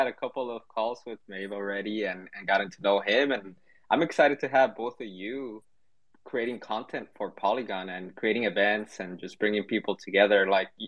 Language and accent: English; Guatemala; now in United States; I'm from Guatemala. I speak Spanish. I was born there and I migrated to the US